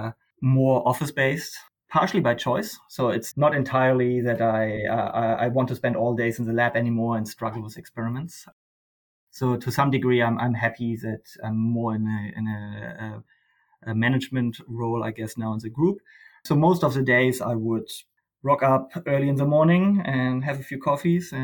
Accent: Germany; moved away as an adult; now in Australia; I grew up in Germany.

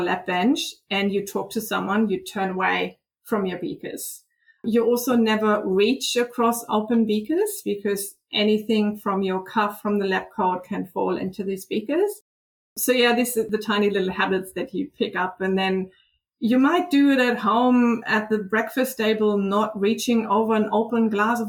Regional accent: Germany; English is a second language; moved away; I from Germany, as you can probably hear, I have a bit of an accent. So I grew up in Germany

